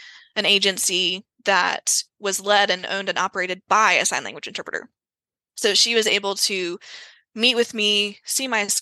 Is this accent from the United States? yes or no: yes; Greenville, South Carolina, United States; my hometown of Greenville, South Carolina